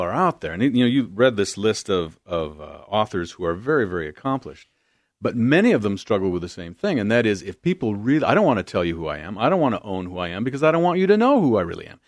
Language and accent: English; Beloit, Wisconsin, United States; moved away as an adult; also born or lived in Arden Hills, Minnesota; now in Oregon, United States; I'm from the Midwest, good Midwest boy, Southern Wisconsin, right on the Illinois border. In fact, you cross Sherlyn Avenue and you're in South Beloit, Illinois